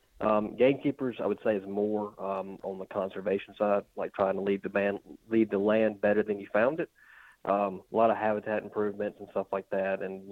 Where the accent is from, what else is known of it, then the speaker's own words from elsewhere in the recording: West Point, Mississippi, United States; I'm actually from my hometown in West Point.